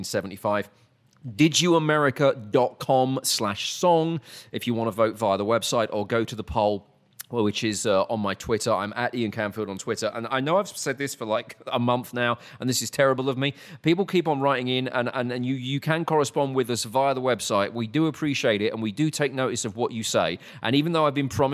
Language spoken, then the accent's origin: English; United Kingdom; also born or lived in New York; now in Texas, United States; I was British